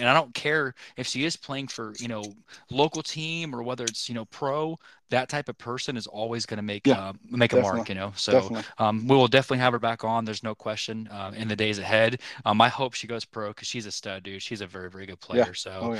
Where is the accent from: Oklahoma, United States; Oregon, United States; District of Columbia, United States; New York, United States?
Oklahoma, United States; we're from Oklahoma